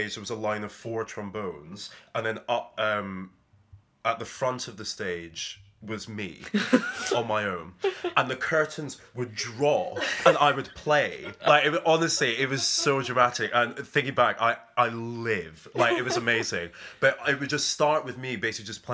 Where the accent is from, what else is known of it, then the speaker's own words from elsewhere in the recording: Edinburgh, Scotland, United Kingdom; Growing up in Edinburgh